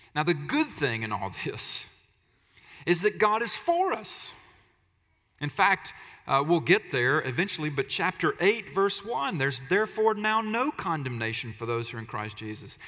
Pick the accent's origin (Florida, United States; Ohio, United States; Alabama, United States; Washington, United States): Alabama, United States; I'm from Alabama, so pardon the pronunciation